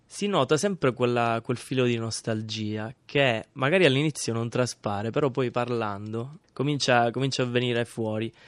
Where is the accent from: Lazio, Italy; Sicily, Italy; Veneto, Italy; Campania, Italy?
Sicily, Italy; Misilmeri; moved away; mio paese, che è in provincia di Palermo